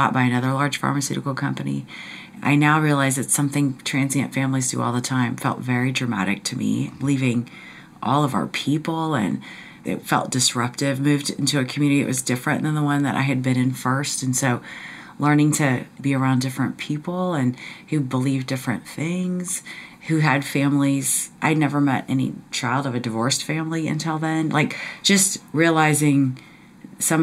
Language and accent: English; Cincinnati, Ohio, United States; moved away as an adult; also born or lived in Indiana; I was born in Indiana, but I spent most of my childhood in Cincinnati, Ohio